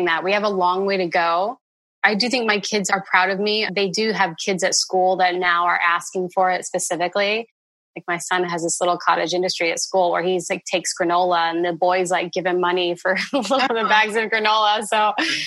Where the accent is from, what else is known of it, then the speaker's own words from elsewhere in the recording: Indiana, United States; growing up in Indiana